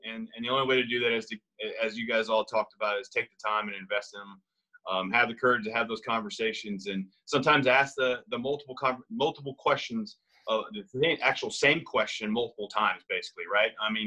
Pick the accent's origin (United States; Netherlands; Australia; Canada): United States; the South; I'm from the South too